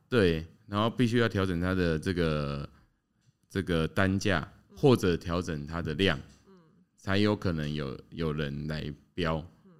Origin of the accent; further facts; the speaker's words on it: Tainan, Taiwan; moved away as an adult; now in Hsinchu, Taiwan; 我自己是台南出生的嘛